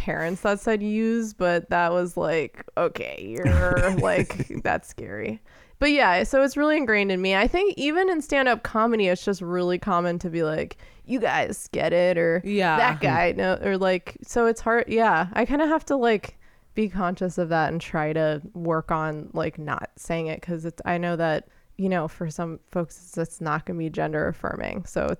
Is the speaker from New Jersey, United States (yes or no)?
yes; New Jersey, United States; I grew up in New Jersey